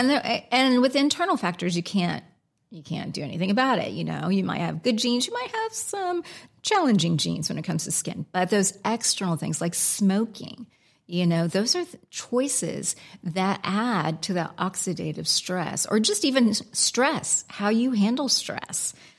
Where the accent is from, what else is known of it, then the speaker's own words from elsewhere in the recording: United States; accent: American; moved away as an adult; also born or lived in Alaska; now in England, United Kingdom; my American accent